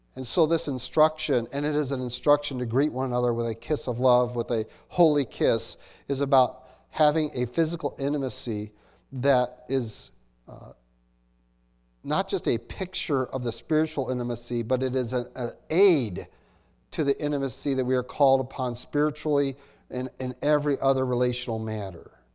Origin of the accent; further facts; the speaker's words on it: United States; I'm an American.